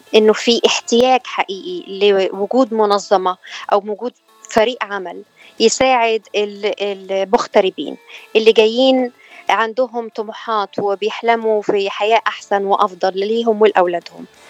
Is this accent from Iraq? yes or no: no; Egypt; moved away as an adult; now in California, United States; انا من مصر